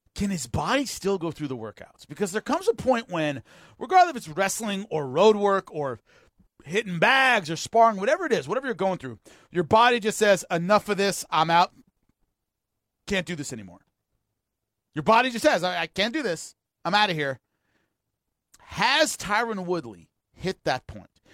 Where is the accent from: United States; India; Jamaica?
United States